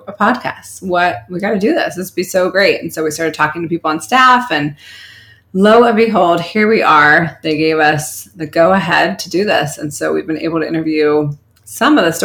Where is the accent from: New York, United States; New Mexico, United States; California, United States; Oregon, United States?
California, United States; Orange County; I'm from Orange County